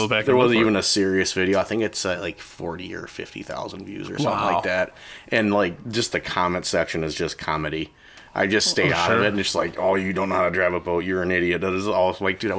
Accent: Erie, Pennsylvania, United States; growing up in Erie, everything just went on ice right away.

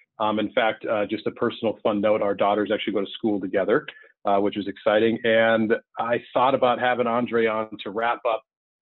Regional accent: Minneapolis, Minnesota, United States; here in my hometown of Minneapolis, Minnesota.

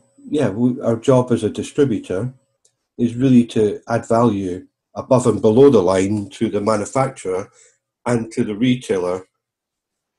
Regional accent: Arbroath, Scotland, United Kingdom; also born or lived in Glasgow; now in Devon, United Kingdom; This little boy from Arbroath in the east of Scotland

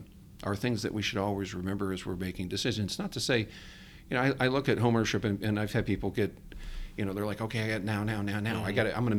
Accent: Ohio, United States; moved away; I'm from the Midwest, Ohio.

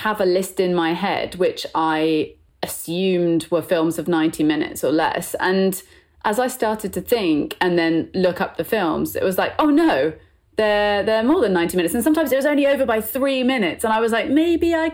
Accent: Bristol, South West England, United Kingdom; I'm from the West Country, and I went to school in Bristol

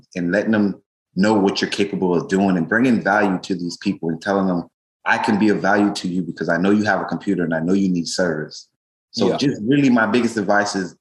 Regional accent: Tampa, Florida, United States; moved away as an adult; now in Miami, United States; I grew up in Tampa for the first part of my life

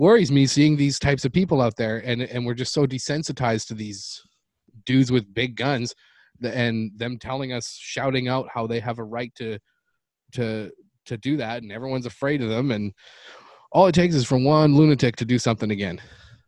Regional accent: Canada; now in United States; That's my home country

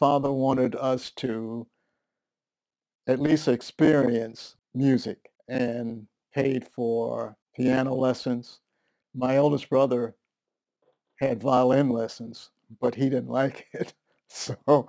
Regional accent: Philadelphia, Pennsylvania, United States; moved away as an adult; also born or lived in Lakehurst, New Jersey / Camp Lejeune; I was born in Philadelphia, Pennsylvania in 1934

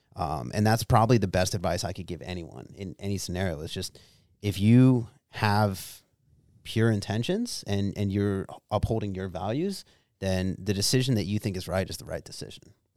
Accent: Pennsylvania, United States; moved away; me growing up in Bumblefuck, Pennsylvania

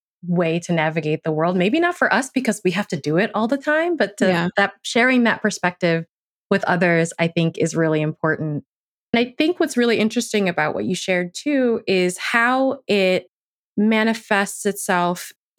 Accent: United States; I grew up in America.

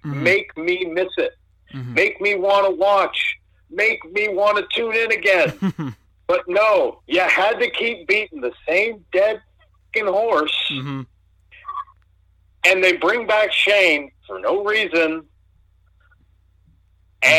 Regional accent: Canada; we moved from our apartment on the north side of my hometown

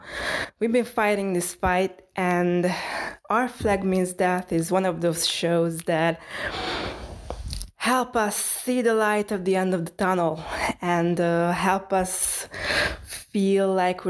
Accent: Hungary; I'm an author from Hungary.

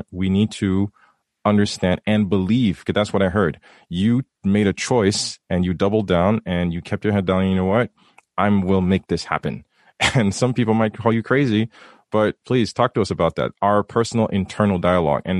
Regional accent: Haiti; having seen it come, growing up in Haiti, and you you talk about it.

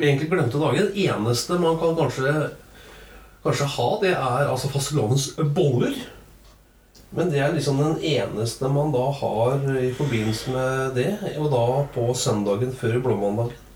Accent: Trøndelag, Norway; der jeg kommer fra, oppe i Trøndelag

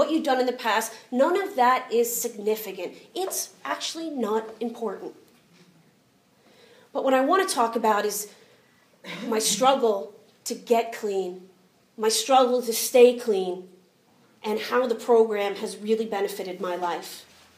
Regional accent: United States; I'm American

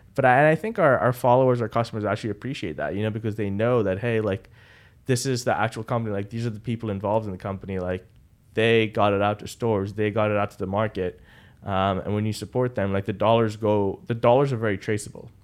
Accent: Dubai, United Arab Emirates; moved away as an adult; now in Boston, United States; I'm born and raised in Dubai.

